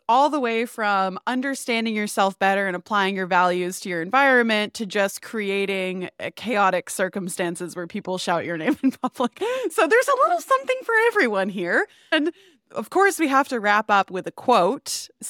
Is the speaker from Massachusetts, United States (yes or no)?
yes; Massachusetts, United States; now in United Kingdom; I'm from Massachusetts.